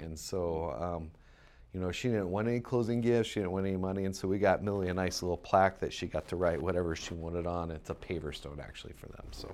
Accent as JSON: {"language": "English", "town": "Mason", "region": "Ohio", "country": "United States", "tie": "born or raised there", "moved": "as an adult", "said": "I grew up in Ohio, um, in a little town called Mason, Ohio."}